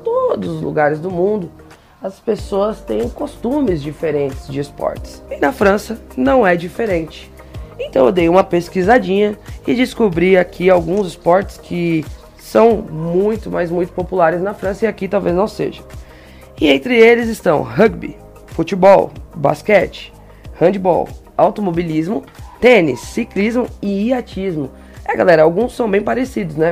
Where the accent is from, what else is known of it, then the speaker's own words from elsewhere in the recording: Brazil; nós brasileiros